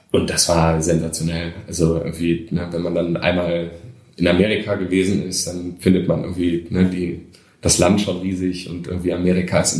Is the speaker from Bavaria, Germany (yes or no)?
no; Krefeld, North Rhine-Westphalia, Germany; now in Düsseldorf, Germany; Ähm, ich bin ja in Krefeld groß geworden. Äh, und da war ich auch relativ lang.